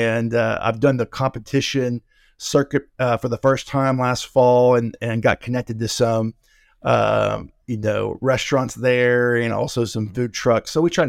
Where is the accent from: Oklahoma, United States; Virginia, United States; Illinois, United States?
Oklahoma, United States; Oklahoma City; Home is Oklahoma City. That's okay. Born and raised. Now I've lived in different states, but that's home base.